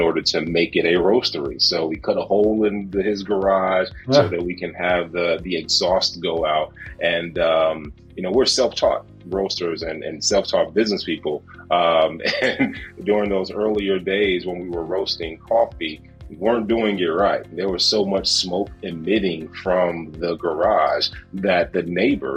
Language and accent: English; Gary, Indiana, United States; My business partner and I grew up in Gary, Indiana